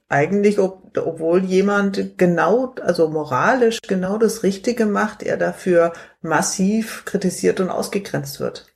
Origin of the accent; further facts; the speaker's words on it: Munich, Bavaria, Germany; hier in Bayern, ich bin ja, bin ja Münchnerin